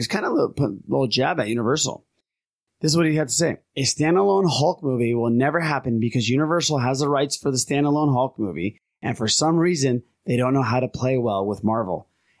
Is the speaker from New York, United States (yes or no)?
no; Anaheim, California, United States; I grew up in Orange County in Anaheim